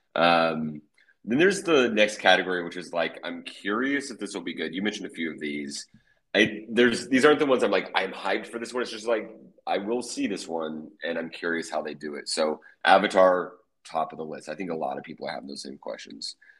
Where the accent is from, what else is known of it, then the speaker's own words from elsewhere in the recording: Oklahoma, United States; my home state of Oklahoma